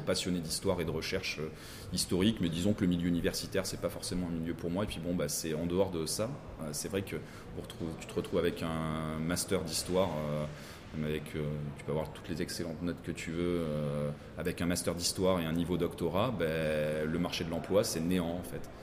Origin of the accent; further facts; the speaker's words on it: Menton, Provence-Alpes-Côte d'Azur, France; de Menton aussi de, de mon patelin